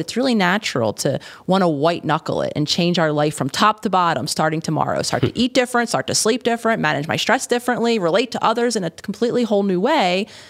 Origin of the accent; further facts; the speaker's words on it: Philadelphia, Pennsylvania, United States; living in Philadelphia, the city of my hometown